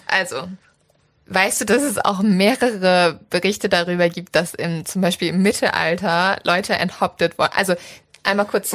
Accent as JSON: {"language": "German", "region": "Northern Germany", "country": "Germany", "said": "ich komme ja aus dem Norden"}